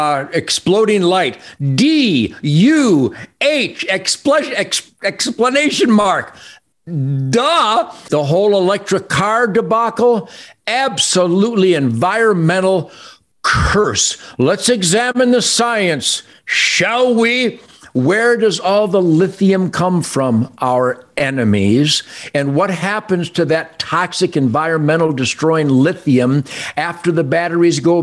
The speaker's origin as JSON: {"language": "English", "town": "Detroit", "region": "Michigan", "country": "United States", "tie": "born or raised there", "said": "I was born in Detroit"}